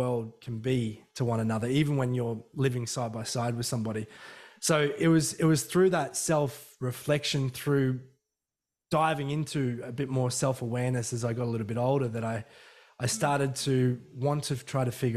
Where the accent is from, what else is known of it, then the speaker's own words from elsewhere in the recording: Emu Park, Queensland, Australia; I couldn't get away with anything when I was growing up in Emu Park